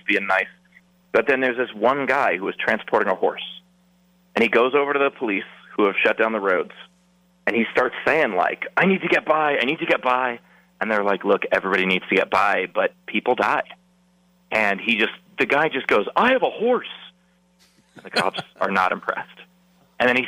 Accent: New York, United States; I grew up playing stickball in New York.

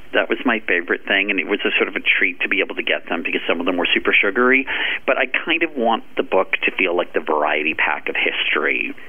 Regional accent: Washington, District of Columbia, United States; I grew up in Washington, D.C.

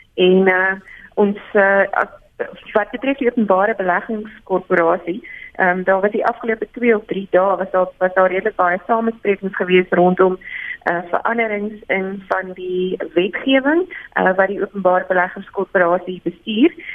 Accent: South Africa; as 'n Suid-Afrikaner

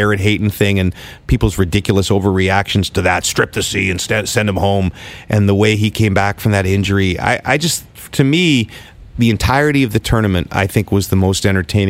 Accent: Ottawa, Ontario, Canada; I hosted in my hometown, Ottawa

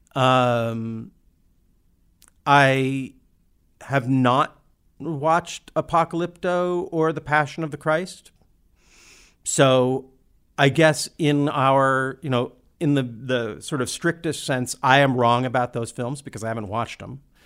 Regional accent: Olympia, Washington, United States; we grew up in Olympia, which is a pretty queer friendly town

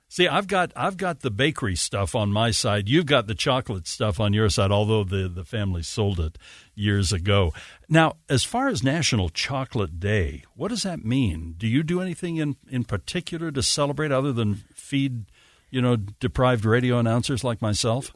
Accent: Salt Lake City, Utah, United States; also born or lived in Eureka, Utah; I'm from Sugar House, you know, originally, and then Eureka

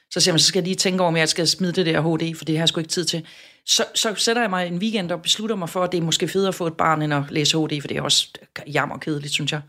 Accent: Southern Jutland, Southern Denmark, Denmark; jeg er sønderjyde

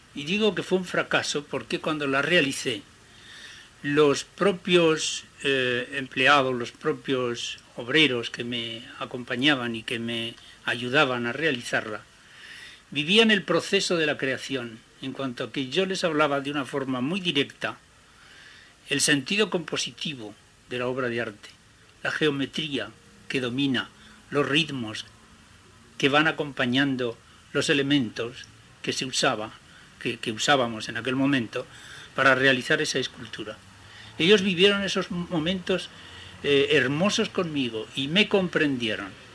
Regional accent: Crivillén, Aragon, Spain; moved away; mi pueblo de Cribillén

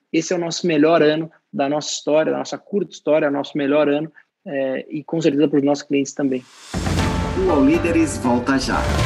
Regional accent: Brazil; como brasileiro

